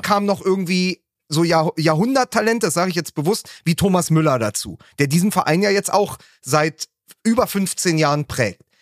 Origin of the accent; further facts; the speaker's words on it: Berlin, Germany; meiner Heimatstadt Berlin